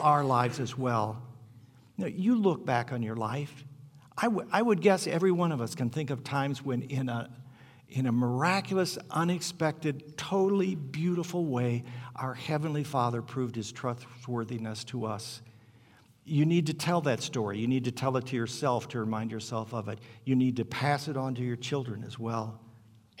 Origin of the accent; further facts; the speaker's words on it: Hammond, Indiana, United States; I grew up in Hammond, Indiana, right at the south end of Lake Michigan.